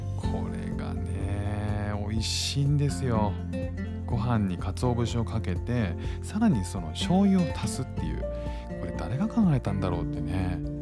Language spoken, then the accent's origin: Japanese; Kanto, Japan; now in Singapore; 僕も関東なんですけど